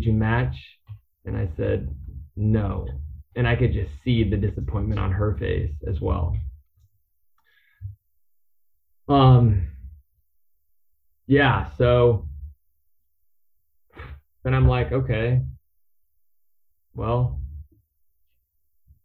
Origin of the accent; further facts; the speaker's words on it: Pacific Northwest, United States; I'm from the Pacific Northwest. This is my home.